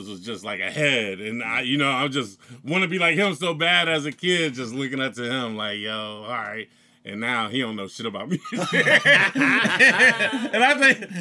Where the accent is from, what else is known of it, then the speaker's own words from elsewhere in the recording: Newark, Ohio, United States; I grew up in Newark, Ohio.